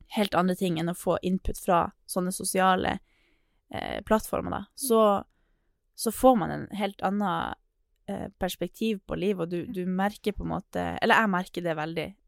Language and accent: Norwegian; Northern Norway, Norway; accent: Northern Norwegian; jeg er nordlending